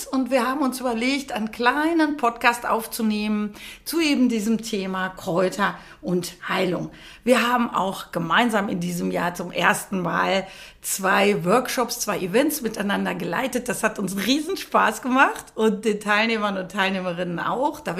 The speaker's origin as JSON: {"language": "German", "region": "North Rhine-Westphalia", "country": "Germany", "tie": "born or raised there", "said": "weil ich ja hier geboren bin im Sauerland. Ich bin ja waschechte Sauerländerin."}